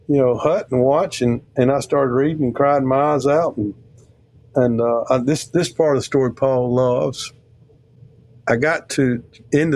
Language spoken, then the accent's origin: English; Mississippi, United States; I'm from Mississippi